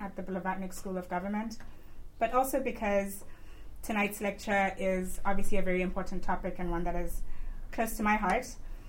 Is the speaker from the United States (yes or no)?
no; Eswatini; now in Oxford, United Kingdom; I come from Swaziland.